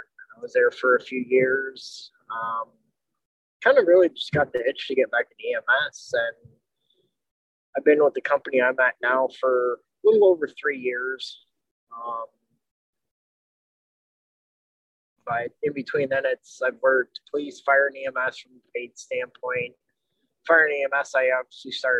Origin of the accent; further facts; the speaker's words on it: Northwest Pennsylvania, United States; I'm from Northwest Pennsylvania in the U.S.